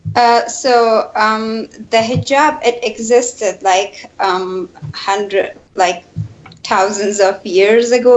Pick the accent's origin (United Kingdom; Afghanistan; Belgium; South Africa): Afghanistan; Kabul; now in United States; in my hometown Kabul